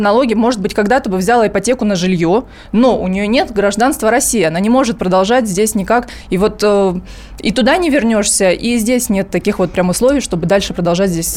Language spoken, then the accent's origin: Russian; Donetsk, Donetsk Oblast, Ukraine; moved away as an adult; now in Moscow, Russia; я из Донецка